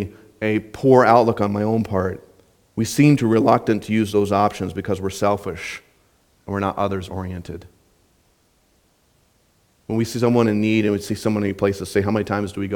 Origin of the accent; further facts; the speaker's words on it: Southwest Minnesota, United States; when I was growing up in Southwest Minnesota